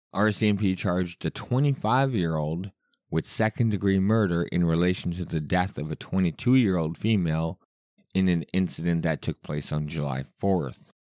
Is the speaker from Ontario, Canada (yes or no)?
no; Winnipeg, Manitoba, Canada; I am from Winnipeg